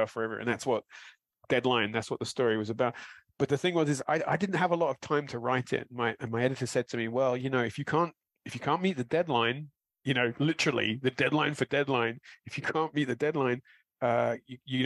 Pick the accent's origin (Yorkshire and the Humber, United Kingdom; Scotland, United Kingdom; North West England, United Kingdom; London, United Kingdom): London, United Kingdom; born or raised there